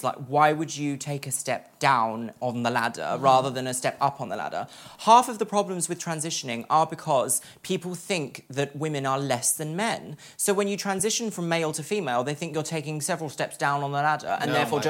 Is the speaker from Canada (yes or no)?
no; Brighton, South East England, United Kingdom; because I grew up in Brighton, which was a city and quite a heavily modified